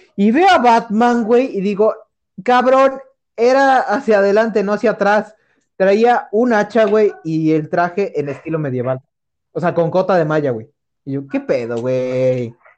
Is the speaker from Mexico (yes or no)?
yes; Mexico; como buena casa mexicana